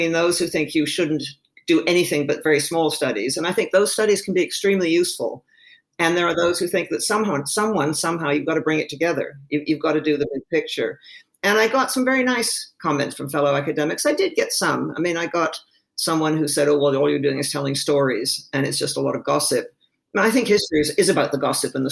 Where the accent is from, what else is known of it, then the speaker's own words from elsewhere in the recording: Canada; I grew up in Canada